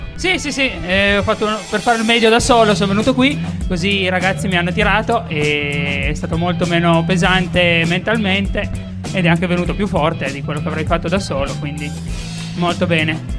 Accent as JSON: {"language": "Italian", "town": "Alba", "region": "Piedmont", "country": "Italy", "said": "io sono di Alba"}